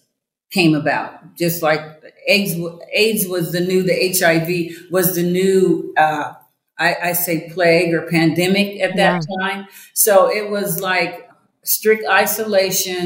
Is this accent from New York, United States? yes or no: no; Iowa, United States; moved away as an adult; also born or lived in Colorado; I grew up in Iowa.